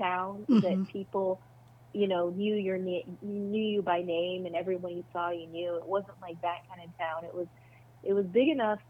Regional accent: Arizona, United States; Okay. In southern Arizona. Okay. It's near Fort Huachuca.

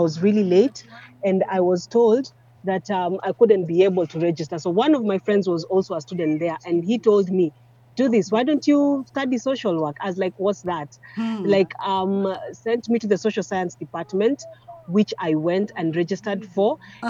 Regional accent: Nairobi, Kenya; But then growing up in Nairobi, at that particular time, we were not really 18.

